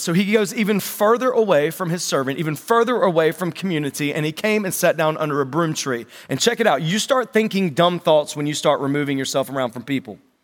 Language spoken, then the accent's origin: English; North Carolina, United States; accent: North Carolina; That was my North Carolina accent